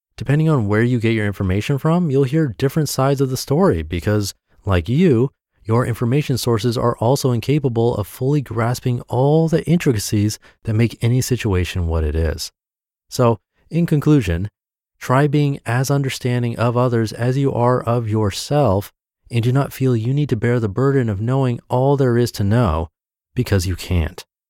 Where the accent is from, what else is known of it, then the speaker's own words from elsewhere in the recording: New England, United States; Growing up in New England